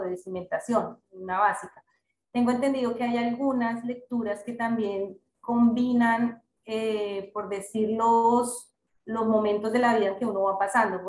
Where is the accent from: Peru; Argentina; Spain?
Spain; yo soy de España